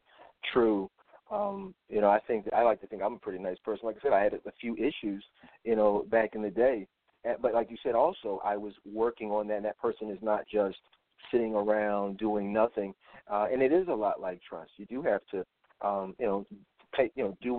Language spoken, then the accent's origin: English; Philadelphia, Pennsylvania, United States; I'm from Philadelphia.